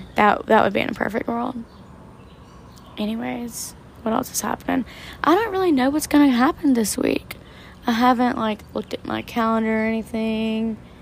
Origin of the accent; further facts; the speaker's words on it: the South, United States; my hometown, in surrounding areas in the South